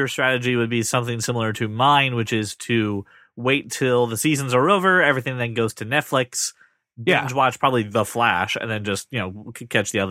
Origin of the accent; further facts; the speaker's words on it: United Kingdom; Schedule, because we're British.